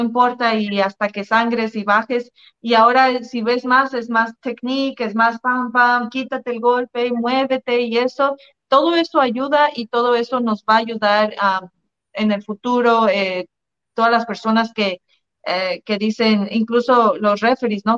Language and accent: Spanish; Mexico; moved away; also born or lived in United States / Canada; yo soy mexicana